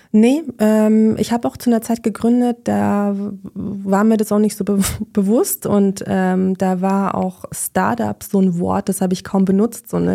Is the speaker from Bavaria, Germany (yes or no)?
yes; Munich, Bavaria, Germany; moved away as an adult; now in Berlin, Germany; ich bin eigentlich Münchnerin